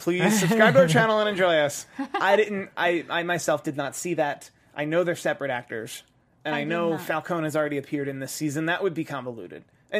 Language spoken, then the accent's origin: English; Philadelphia, Pennsylvania, United States; Speaking as a Philadelphian